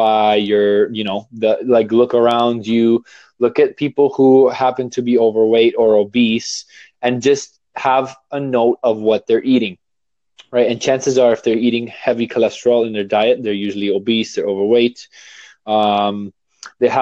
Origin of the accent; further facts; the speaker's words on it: Toronto, Ontario, Canada; I'm from Toronto, Canada.